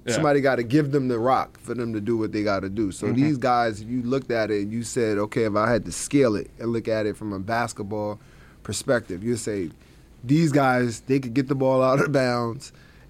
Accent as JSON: {"language": "English", "town": "New York City", "region": "New York", "country": "United States", "tie": "born or raised there", "said": "I'm from Coney Island, a small, small piece of Brooklyn, right? It's two ways in, one way out."}